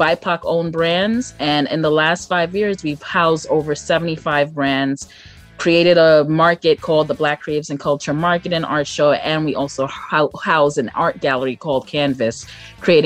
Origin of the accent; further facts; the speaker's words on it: Brooklyn, New York, United States; I am from Brooklyn, New York.